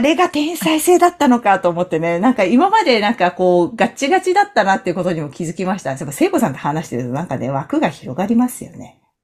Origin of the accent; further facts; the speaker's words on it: Toyama, Japan; 私、出身富山なんですけど